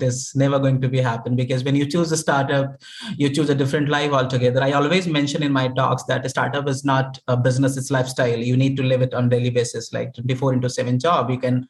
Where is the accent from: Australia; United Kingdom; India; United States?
India; Uttar Pradesh; moved away as an adult; now in Delhi, India; I come from a very, you know, humble background, a rural part of India, a state called Uttar Pradesh.